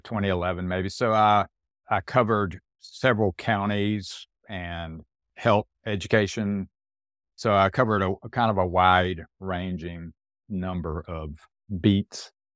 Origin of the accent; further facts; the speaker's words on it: Fayetteville, North Carolina, United States; my hometown newspaper, which is where I was born and raised